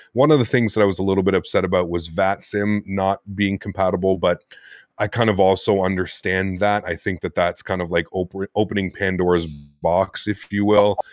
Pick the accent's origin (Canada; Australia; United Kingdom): Canada; me being Canadian and half French Canadian